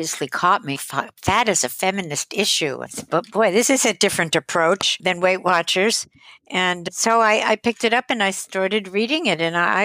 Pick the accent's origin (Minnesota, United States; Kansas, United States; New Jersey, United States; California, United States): New Jersey, United States; Teaneck; also born or lived in Manhattan, New York; I was born in Manhattan, and I grew up in Teaneck, New Jersey, which is northern New Jersey